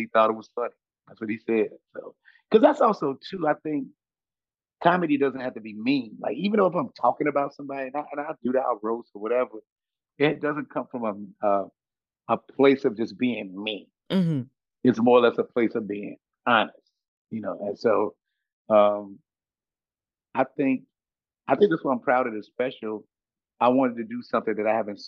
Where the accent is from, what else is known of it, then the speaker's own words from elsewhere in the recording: Chicago, Illinois, United States; I'm from Chicago.